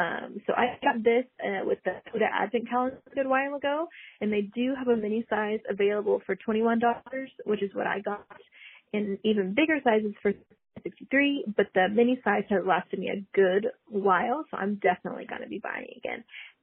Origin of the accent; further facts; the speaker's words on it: Texas, United States; I'm from Texas.